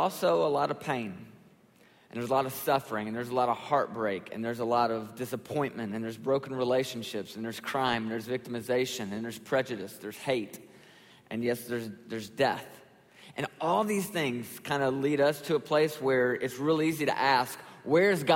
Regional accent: Nashville, Tennessee, United States; I'm actually from Nashville and grew up in Nashville and pastor a church there in Nashville.

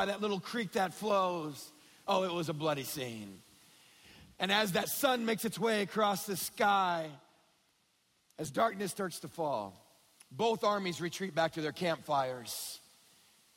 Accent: West Texas, United States; growing up in West Texas

